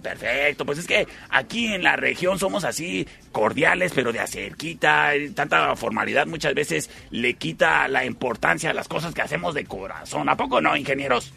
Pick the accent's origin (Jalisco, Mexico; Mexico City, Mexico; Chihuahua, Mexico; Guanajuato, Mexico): Chihuahua, Mexico; Cuauhtémoc